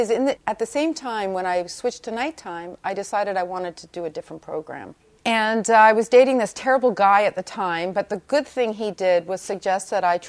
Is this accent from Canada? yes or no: yes; Toronto, Ontario, Canada; In Toronto. Right. So I went to York University.